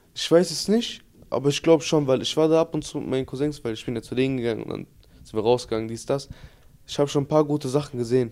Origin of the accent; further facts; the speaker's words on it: Bottrop, North Rhine-Westphalia, Germany; first language Turkish; ich bin hier in Bottrop geboren